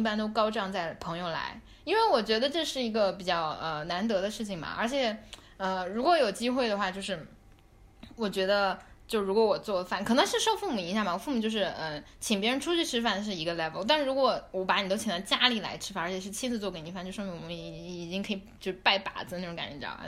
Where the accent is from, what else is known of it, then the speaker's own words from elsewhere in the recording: Hunan, China; moved away; 我作为湖南人我也吃，我回家吃的比谁都多